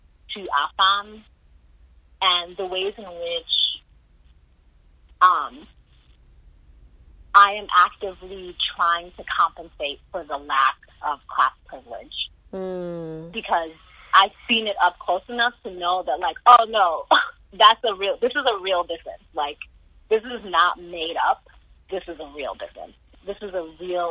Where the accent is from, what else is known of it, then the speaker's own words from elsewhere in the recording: Indiana, United States; We grew up in Barbaryville, Indiana